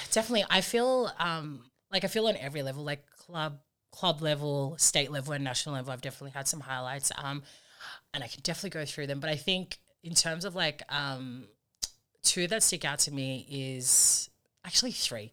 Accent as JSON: {"language": "English", "town": "Sydney", "region": "New South Wales", "country": "Australia", "tie": "born or raised there", "lives_now": "Campbelltown, Australia", "said": "I'm a proud Australian-born Fijian. Um, my parents came over here um, in the 80s, and so our lives kind of were built from here. Um, we grew up in the Bexley area"}